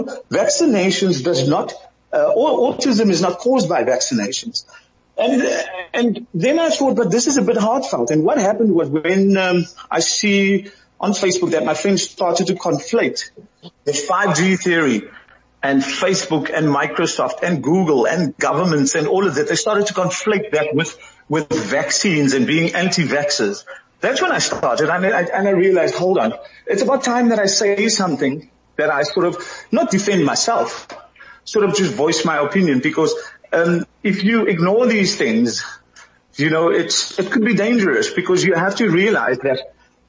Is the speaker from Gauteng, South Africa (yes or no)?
no; Cape Town, Western Cape, South Africa; also born or lived in Thailand; now in Philippines; I'm from the Kaapse Vlakte.